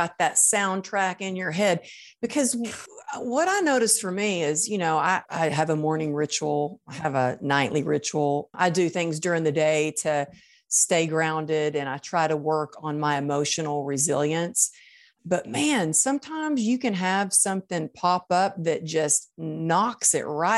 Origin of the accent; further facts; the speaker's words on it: Texas, United States; I grew up in Texas in the Bible Belt